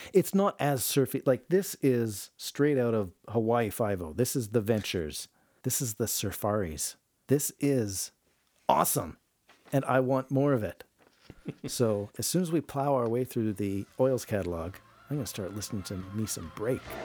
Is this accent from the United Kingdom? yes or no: no; Canada; I'm a Canadian. I live in the frozen tundra